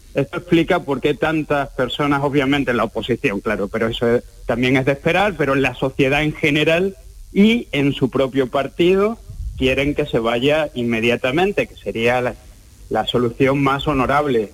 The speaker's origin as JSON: {"language": "Spanish", "town": "Cádiz", "region": "Andalusia", "country": "Spain", "moved": "yes", "lives_now": "United Kingdom", "said": "soy de Cádiz"}